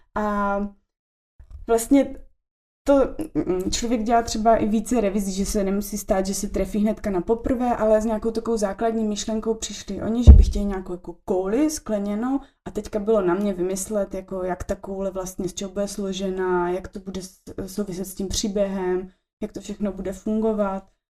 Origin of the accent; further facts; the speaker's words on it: Olomouc, Olomouc Region, Czechia; now in Prague, Czech Republic; my jsme oba z Olomouce, potkali jsme se na gymnáziu